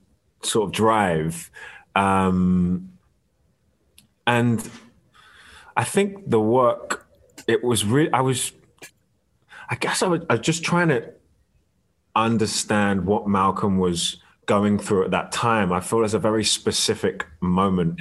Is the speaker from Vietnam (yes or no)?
no; London, United Kingdom; also born or lived in Barnet; I was born in Barnet Hospital, but moved to Kentish Town pretty soon after